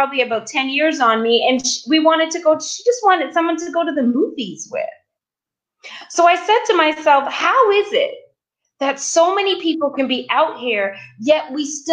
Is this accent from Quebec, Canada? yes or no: no; Toronto, Ontario, Canada; moved away as an adult; now in Los Angeles, United States; I was originally from Toronto, and I was living in Toronto at the time a few years back